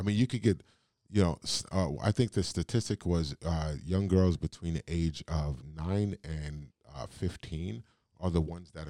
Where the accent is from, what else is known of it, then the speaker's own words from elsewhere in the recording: New York City, New York, United States; also born or lived in Richmond, California, United States; now in Northeast Wisconsin, United States; I grew up in Brooklyn, New York, and in the northern California. So the Oakland, the Bay Area, San Francisco area, California. A little town called Richmond.